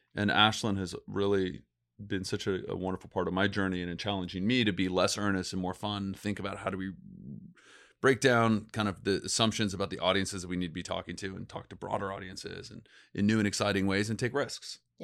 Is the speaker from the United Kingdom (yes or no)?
no; Los Angeles, California, United States; I was born actually in Los Angeles